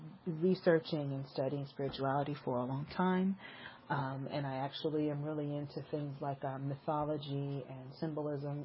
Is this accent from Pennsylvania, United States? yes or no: no; Los Angeles, California, United States; I was born in Northern California, but I've spent most of my life in Southern California. And I actually lived most of my life in South Central Los Angeles